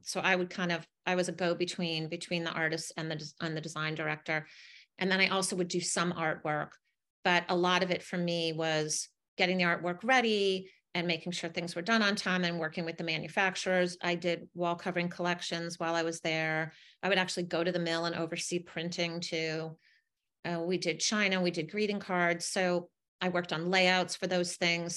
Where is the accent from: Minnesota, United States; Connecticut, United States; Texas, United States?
Connecticut, United States; I grew up in Connecticut